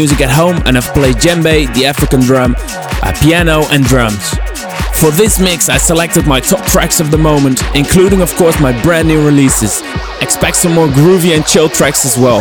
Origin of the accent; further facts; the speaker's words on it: Utrecht, Netherlands; I'm a producer from Utrecht in the Netherlands